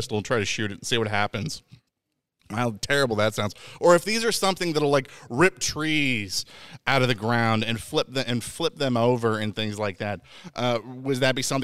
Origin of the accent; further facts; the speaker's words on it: Indiana, United States; I'm from Indiana